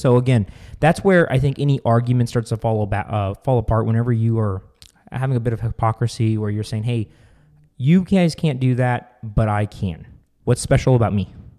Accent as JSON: {"language": "English", "region": "Arizona", "country": "United States", "said": "we are from Arizona"}